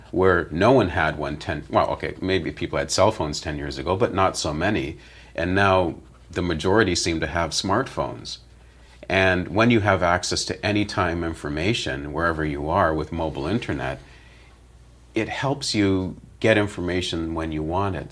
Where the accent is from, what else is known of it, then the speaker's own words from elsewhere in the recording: London, Ontario, Canada; I grew up in London, Ontario